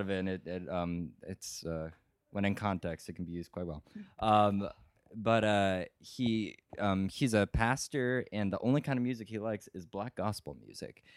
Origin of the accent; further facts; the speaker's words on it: Auburn, California, United States; moved away as an adult; also born or lived in Stockton, California; now in Evanston, United States; From a small town called Auburn, originally hometown uh, also in California